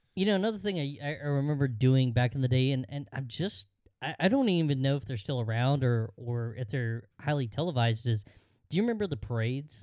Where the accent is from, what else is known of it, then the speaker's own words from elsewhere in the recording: Georgia, United States; in Georgia, we had the, uh, the annual football game